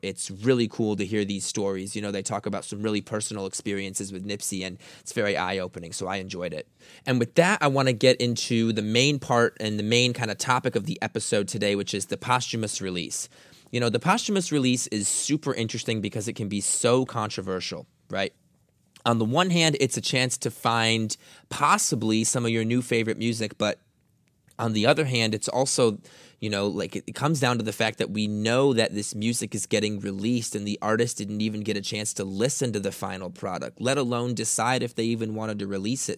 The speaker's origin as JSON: {"language": "English", "town": "Grosse Pointe", "region": "Michigan", "country": "United States", "tie": "born or raised there", "said": "I grew up in Detroit, so I lived in Grosse Pointe, which is a suburb on the east side"}